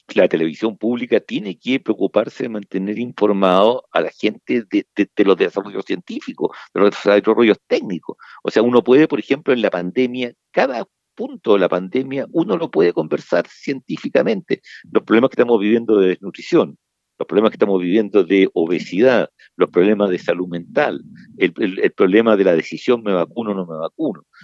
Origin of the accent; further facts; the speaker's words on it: Chile; nosotros como chilenos